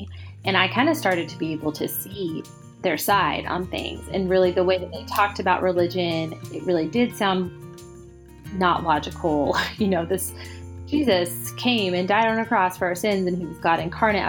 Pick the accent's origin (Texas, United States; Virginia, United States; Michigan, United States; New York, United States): Texas, United States; San Antonio; also born or lived in Brazil; now in Austin, United States; I am a writer based in Austin, Texas. I grew up in San Antonio, Texas. I was a pastor's daughter.